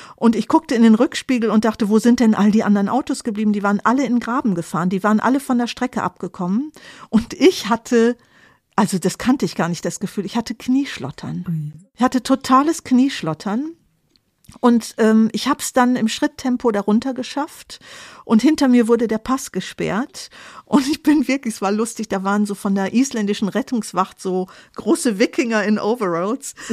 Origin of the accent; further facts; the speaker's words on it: Germany; also born or lived in Cologne; als Deutsche